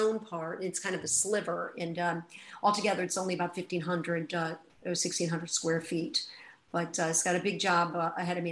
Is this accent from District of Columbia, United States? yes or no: no; New York, United States; I'm definitely a New Yorker at heart